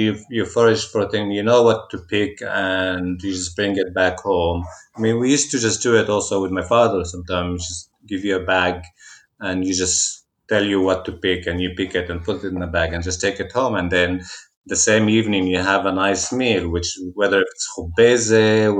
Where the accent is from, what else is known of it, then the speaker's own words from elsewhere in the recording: Jerusalem, Jerusalem District, Israel; Growing up in Jerusalem, seasonality was going to Jaffa Gate